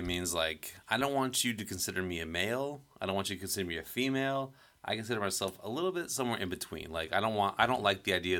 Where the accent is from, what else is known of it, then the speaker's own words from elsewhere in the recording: Florida, United States; moved away; I'm not from a fall place, right? I'm from Florida, so, like, I'm still kind of like a stranger in fall.